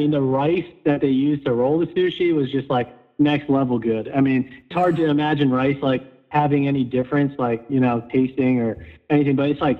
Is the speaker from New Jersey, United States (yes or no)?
no; New York, United States; So growing up in New York, didn't really watch much hockey until post-college